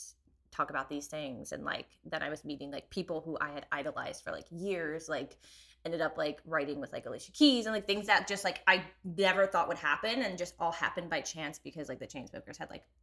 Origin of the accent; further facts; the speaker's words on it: Lansdale, Pennsylvania, United States; now in Philadelphia, United States; I'm from Lansdale, North Wales